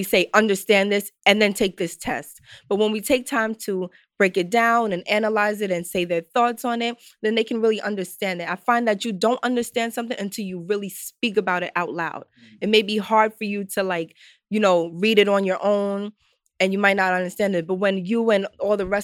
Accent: New York City, New York, United States; I'm from the Bronx

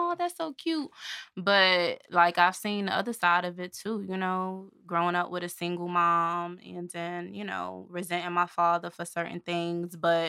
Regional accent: New Jersey, United States; I'm originally from New Jersey, but they moved from New Jersey to Birmingham, and my parents still stayed together.

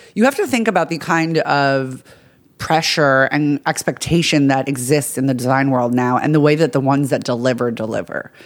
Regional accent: Long Island, New York, United States; I'm from Long Island, New York.

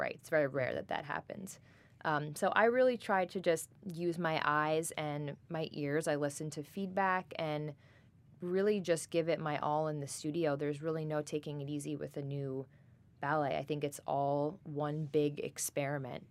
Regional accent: Great Neck, New York, United States; I am originally from Great Neck, New York, born and raised in Long Island

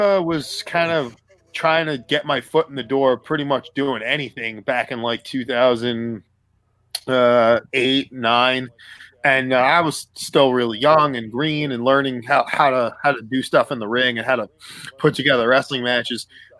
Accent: New York City, New York, United States; I'm from Staten Island, New York.

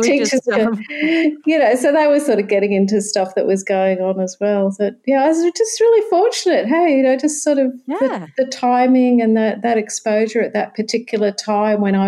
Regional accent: Sydney, New South Wales, Australia; moved away as an adult; now in Brisbane, Australia; I'm a Sydney girl. I now live in Brisbane, but I was originally from Sydney

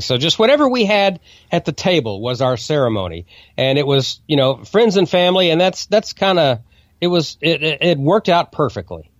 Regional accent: Oklahoma, United States; Bartlesville, Oklahoma, my home state

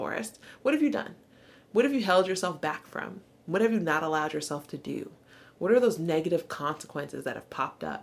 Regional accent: the South, United States; growing up in the South

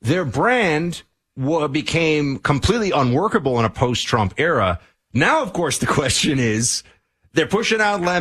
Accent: New York City, New York, United States; I'm from New York City

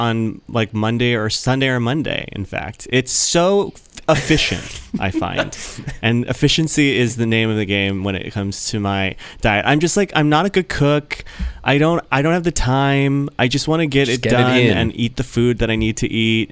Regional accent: Jeju Island, South Korea; I was born on Jeju Island in South Korea

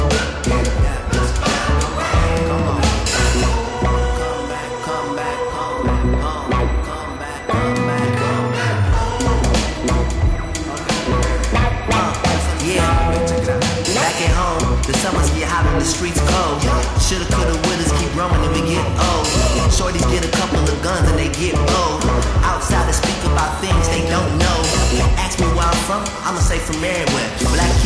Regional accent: Chicago, Illinois, United States; now in Bay Area, United States; my hometown Chicago Bulls

